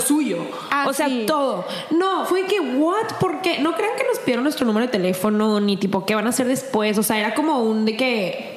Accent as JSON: {"language": "Spanish", "town": "El Paso", "region": "Texas", "country": "United States", "also_born_or_lived": "Ciudad Juárez", "moved": "yes", "said": "llegando al paso de, de donde soy"}